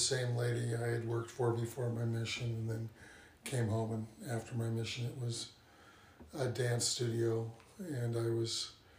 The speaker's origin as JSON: {"language": "English", "town": "Spokane Valley", "region": "Washington", "country": "United States", "tie": "born or raised there", "said": "I lived in Spokane since 1966 in the Spokane Valley. My family homesteaded in Otis Orchards."}